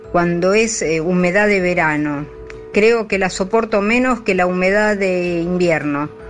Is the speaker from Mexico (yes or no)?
no; Buenos Aires, Argentina; born there; nací en Buenos Aires y uno se acostumbra